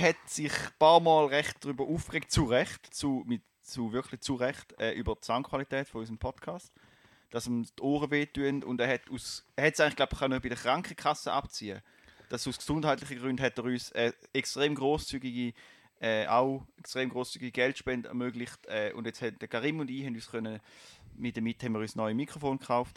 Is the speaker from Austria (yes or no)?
no; Basel, Basel-Stadt, Switzerland; ich komme aus Kleibasel